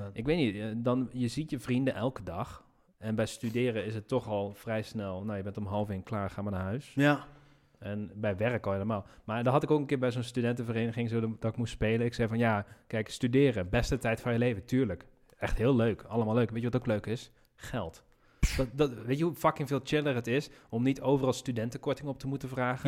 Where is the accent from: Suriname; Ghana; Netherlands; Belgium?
Netherlands; Nijmegen, Gelderland; ik ben in Nijmegen geboren. Ik ging daar studeren. Dus ik had mijn vrienden van de middelbare school